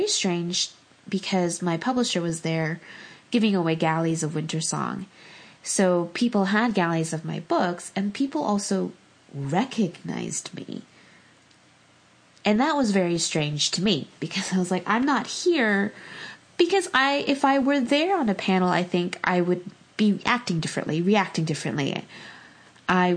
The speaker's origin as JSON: {"language": "English", "town": "Los Angeles", "region": "California", "country": "United States", "tie": "born or raised there", "said": "I grew up"}